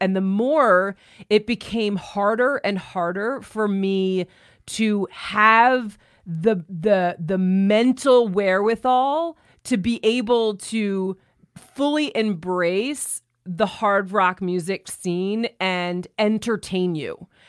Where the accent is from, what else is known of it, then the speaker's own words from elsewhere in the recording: New York, United States; There was a shift from where I was from New York to moving.